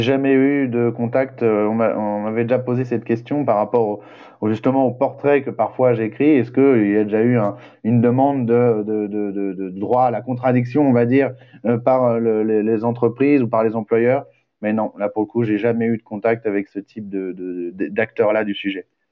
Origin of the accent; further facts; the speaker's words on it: western France, France; now in Pantin, France; je viens de l'ouest de la France